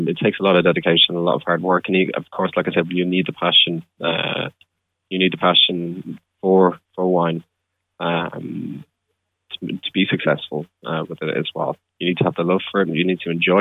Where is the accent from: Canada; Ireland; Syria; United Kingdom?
Ireland; Celbridge, County Kildare; the town where I grew up in Selbridge